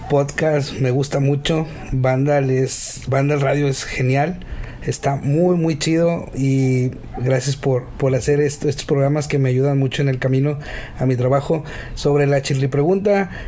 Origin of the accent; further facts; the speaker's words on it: Monterrey, Nuevo León, Mexico; soy de México, de Monterrey, Nuevo León, México